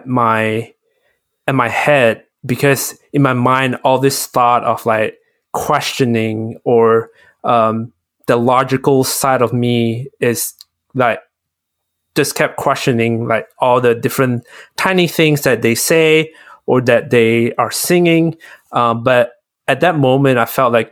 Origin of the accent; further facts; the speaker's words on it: Malaysia; growing up in Malaysia, where there's a lot of religion